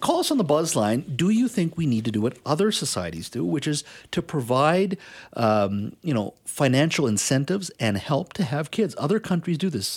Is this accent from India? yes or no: yes; India; moved away; I was born in India. I was the oldest of three